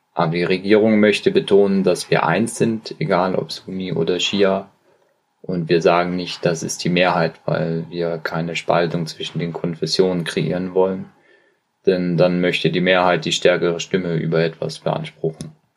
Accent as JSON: {"language": "German", "country": "Oman", "tie": "born or raised there", "also_born_or_lived": "United Kingdom", "moved": "as an adult", "said": "Ich komme aus dem Oman und wurde in einem sehr kleinen Dorf in einer Bergregion geboren"}